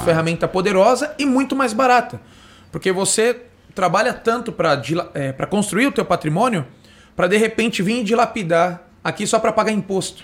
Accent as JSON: {"language": "Portuguese", "town": "Osasco", "region": "São Paulo", "country": "Brazil", "tie": "born or raised there", "said": "nascido em Osasco, criado em Osasco"}